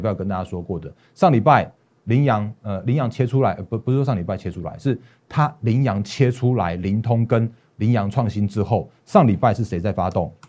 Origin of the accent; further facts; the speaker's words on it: Taiwan; 我们台湾这边